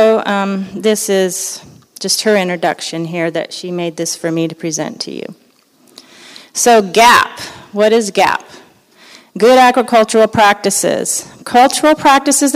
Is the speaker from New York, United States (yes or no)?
no; Los Angeles, California, United States; moved away; I grew up in Los Angeles, and you know, you kind of get acclimated to where you grow up.